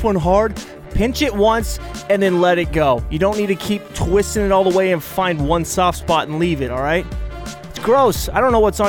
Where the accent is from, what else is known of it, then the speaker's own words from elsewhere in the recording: Portland, Oregon, United States; we're from Portland